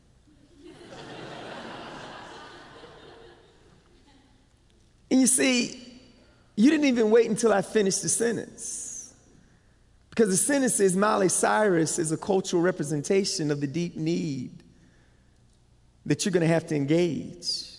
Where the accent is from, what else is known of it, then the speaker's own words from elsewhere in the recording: Barco, North Carolina, United States; accent: Southern; I'm from Barco, North Carolina